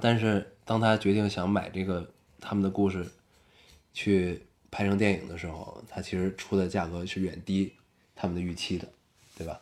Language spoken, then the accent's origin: Chinese; China; 我作为中国人